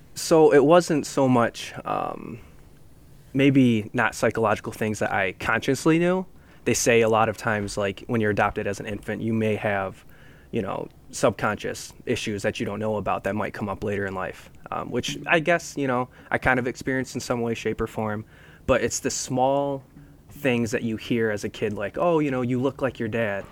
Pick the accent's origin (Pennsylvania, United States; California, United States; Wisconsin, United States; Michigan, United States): Michigan, United States; Grand Rapids; also born or lived in Seoul, South Korea; growing up in Grand Rapids